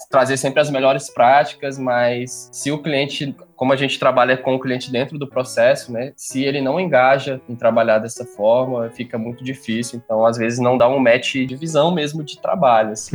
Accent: Brasília, Federal District, Brazil; moved away as an adult; now in João Pessoa, Brazil; eu também sou de Brasília. Atualmente estou morando aqui no Nordeste.

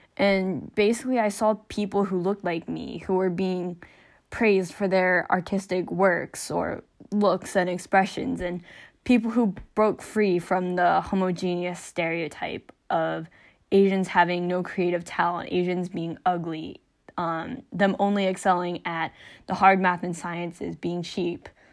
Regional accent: United States; I'm not Korean, I'm Chinese American

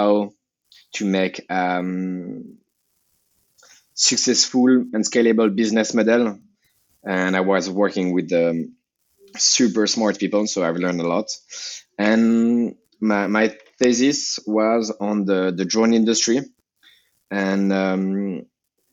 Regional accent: Geneva, Switzerland; English is a second language; also born or lived in Lausanne / Hong Kong; I grew up in Geneva. And then in Lausanne

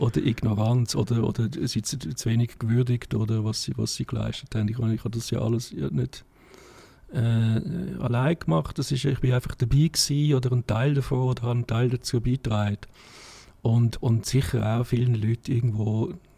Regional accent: Davos, Graubünden, Switzerland; moved away; also born or lived in Zurich; ich bin in Davos aufgewachsen

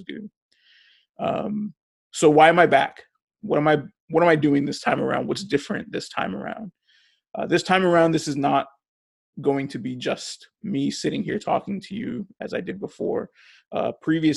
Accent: Hawthorne, California, United States; I was born and raised in Hawthorne, California

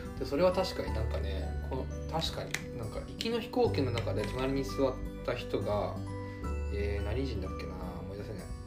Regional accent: Japan; born or raised there

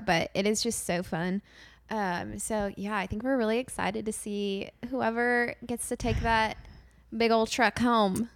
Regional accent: St. Louis, Missouri, United States; moved away; I just wanna move back to Saint Louis

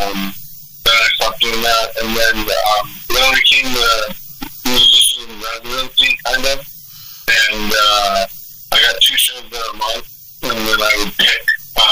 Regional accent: Oregon, United States; moved away as an adult; also born or lived in Florida / Boston / Fayetteville; I grew up in the Oregon

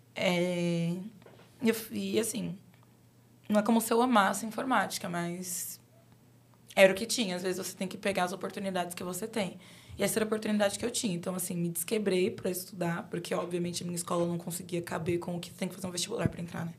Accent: São Paulo, Brazil; eu sou de Guaianazes

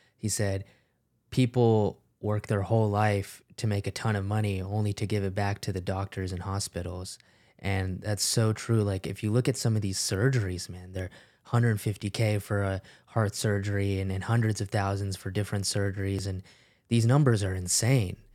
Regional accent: United States; growing up in the United States as an immigrant

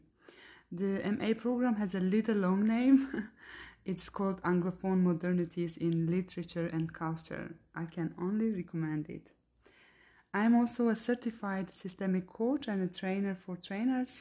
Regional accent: Eastern Anatolia, Turkey; English is a second language; moved away as an adult; now in Germany; I am born to a Kurdish family in Eastern Turkey, where the majority of the population are Kurdish

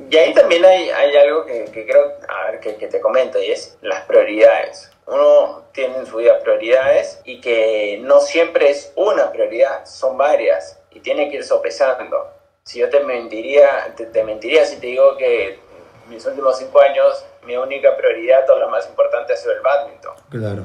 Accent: Peru

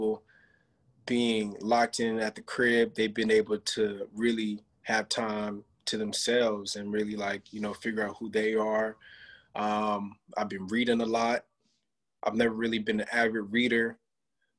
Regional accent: Rancho Cucamonga, California, United States; IE, I'm not from LA. I'm from the Inland Empire.

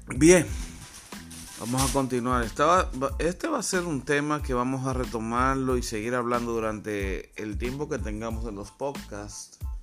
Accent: Dominican Republic; soy dominicano, así que este programa es desde República Dominicana

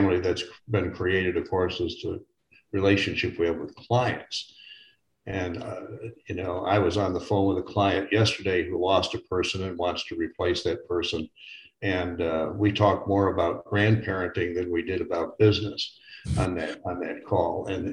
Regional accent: Chicago, Illinois, United States; moved away as an adult; now in Phoenix, United States; I'm from Chicago, Illinois originally, but I have lived now 20 years out in Phoenix, Arizona

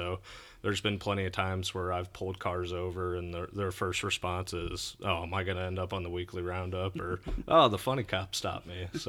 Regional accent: St. Louis, Missouri, United States; I did. I grew up in St. Louis, out in the St. Charles area.

